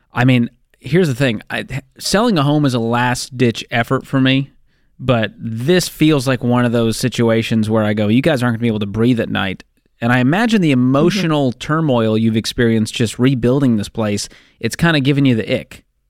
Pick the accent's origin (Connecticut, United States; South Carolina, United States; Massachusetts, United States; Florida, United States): Massachusetts, United States; Boston; I'm from Boston